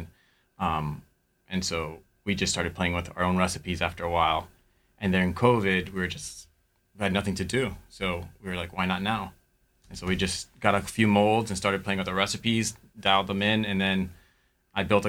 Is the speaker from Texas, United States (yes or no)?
no; Miami, Florida, United States; moved away as an adult; also born or lived in New York; I'm from Miami